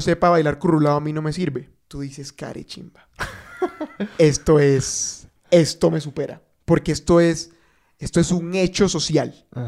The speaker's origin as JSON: {"language": "Spanish", "region": "Bogotá", "country": "Colombia", "said": "los rolos"}